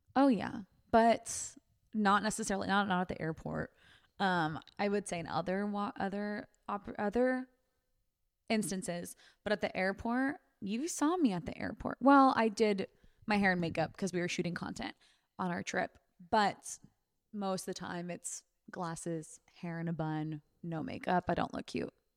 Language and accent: English; Sacramento, California, United States; I'm from Sacramento